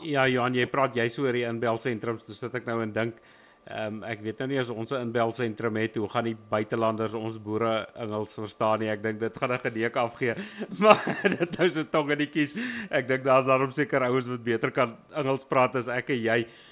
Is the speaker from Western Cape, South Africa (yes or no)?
no; Wild West Rand, Gauteng, South Africa; ek is van die Wille Wesrand af